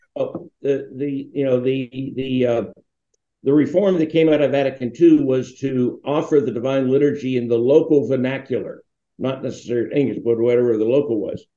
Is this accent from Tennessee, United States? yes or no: no; Duquesne, Pennsylvania, United States; the church I grew up with in Saints Peter and Paul in Duquesne